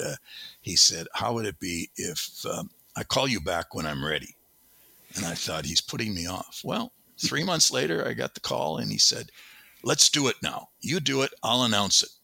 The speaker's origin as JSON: {"language": "English", "region": "Wisconsin", "country": "United States", "tie": "born or raised there", "also_born_or_lived": "Madison, Wisconsin", "said": "I grew up on a small farm in Wisconsin, a dairy farm"}